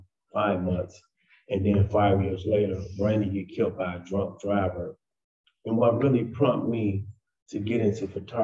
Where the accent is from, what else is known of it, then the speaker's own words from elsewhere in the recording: Chicago, Illinois, United States; I grew up in Chicago, Illinois